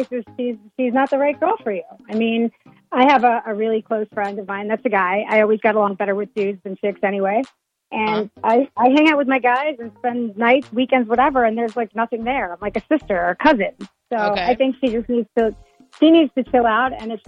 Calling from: Bossier City, Louisiana, United States

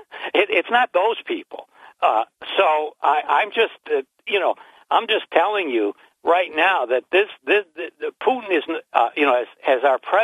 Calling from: Binghamton, New York, United States; This is …, and I live in the city of Binghamton.

